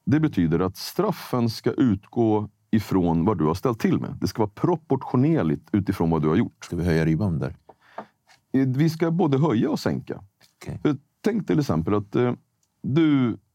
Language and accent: Swedish; Sweden; born there; jag, jag är född i Sverige, men jag, jag har en annan färg.